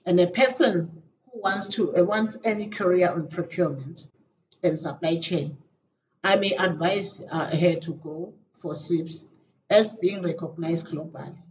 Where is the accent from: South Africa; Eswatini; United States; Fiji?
Eswatini; from Eswatini.